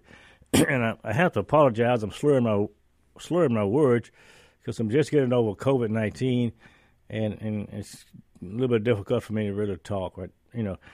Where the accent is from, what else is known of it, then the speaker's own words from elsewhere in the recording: northern Indiana, United States; also born or lived in Natchez, Mississippi / Chicago; now in Mississippi, United States; I grew up in northern Indiana